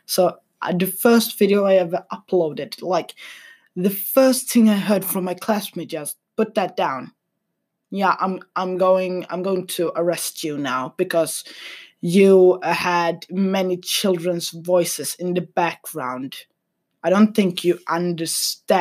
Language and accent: English; Sweden; I'm from Sweden